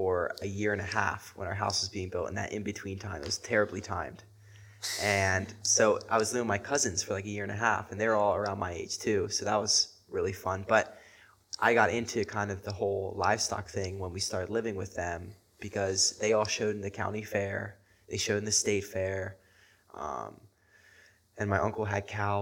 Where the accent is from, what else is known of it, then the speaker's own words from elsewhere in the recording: Florida, United States; moved away; also born or lived in Port St. Lucie / Jacksonville; I was born in Florida